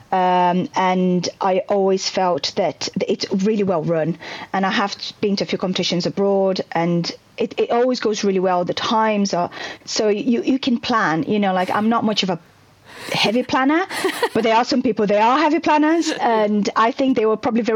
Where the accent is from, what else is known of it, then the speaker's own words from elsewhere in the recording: Brazil; English is a second language; moved away as an adult; now in United Kingdom; I'm originally from Brazil